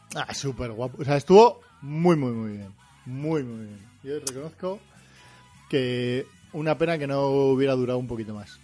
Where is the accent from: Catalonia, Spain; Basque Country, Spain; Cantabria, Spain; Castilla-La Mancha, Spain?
Basque Country, Spain; Portugalete; now in Bilbao, Spain; aunque ahora vivo en Bilbao, soy de Repélega